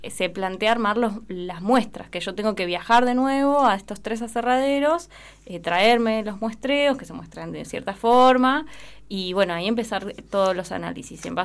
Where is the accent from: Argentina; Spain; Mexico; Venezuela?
Argentina; Patagonia; also born or lived in La Plata; yo soy de Patagonia, aunque no fuera excluyente. Eh, además, 10 años viviendo en La Plata, soy un poco platense también, ya no sé, un poco.